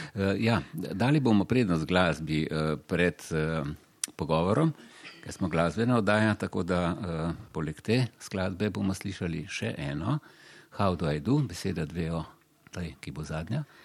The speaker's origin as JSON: {"language": "Slovenian", "country": "Slovenia", "said": "smo Slovenci v tem smislu eh, preveč prijazni"}